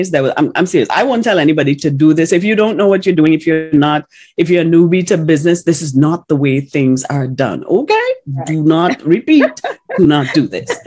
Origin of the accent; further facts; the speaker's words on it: Ocala, Florida, United States; He said, because I'm from Ocala, Florida.